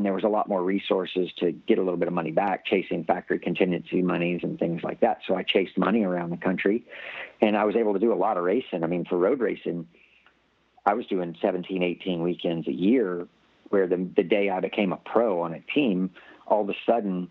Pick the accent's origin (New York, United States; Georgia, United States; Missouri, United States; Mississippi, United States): Mississippi, United States; Gulfport; growing up in South Mississippi